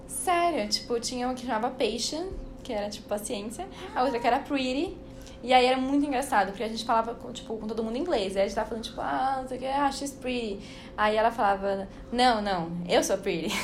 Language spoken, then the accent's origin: Portuguese; São Paulo, Brazil; eu sou de São Paulo